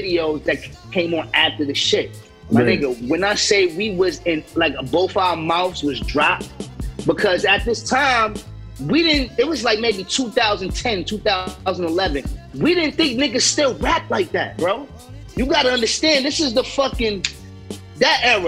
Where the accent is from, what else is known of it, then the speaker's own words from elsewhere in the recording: New York City, New York, United States; I'm from Brownsville